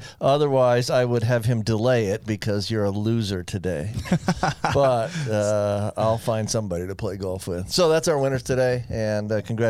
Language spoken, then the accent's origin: English; Florida, United States; You know, I grew up in Florida, right? So I don't ever get off the beach.